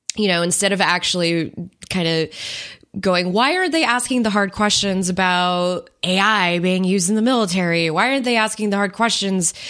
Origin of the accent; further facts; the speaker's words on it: United States; as an American citizen